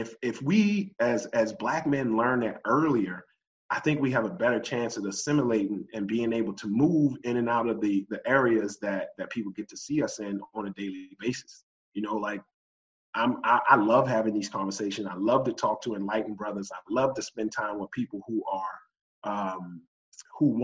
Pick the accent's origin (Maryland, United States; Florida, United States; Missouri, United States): Maryland, United States; Baltimore; I grew up in Northeast Baltimore, but spent a lot of my time in Lower East Baltimore